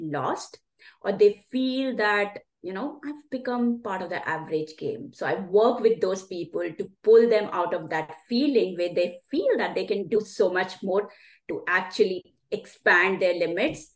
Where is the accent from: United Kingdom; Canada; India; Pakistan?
India; moved away as an adult; now in Sydney, Australia; I'm originally from India.